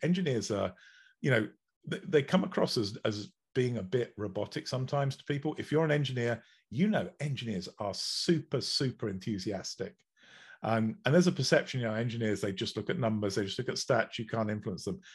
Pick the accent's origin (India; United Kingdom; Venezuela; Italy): United Kingdom; England; I'm English